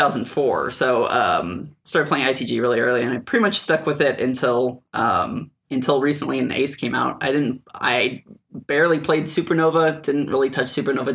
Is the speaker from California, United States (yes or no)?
yes; Fresno, California, United States; I'm from Fresno, California.